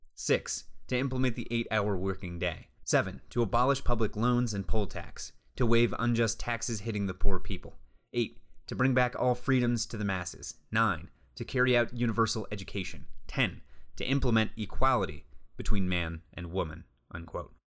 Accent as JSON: {"language": "English", "country": "United States"}